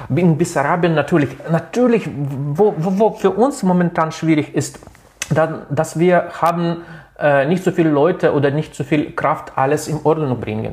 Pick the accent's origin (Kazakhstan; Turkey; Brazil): Kazakhstan; also born or lived in Latvia; now in Ukraine; ich bin äh, selber in Lettland geboren und in Kasachstan habe ich aufgewachsen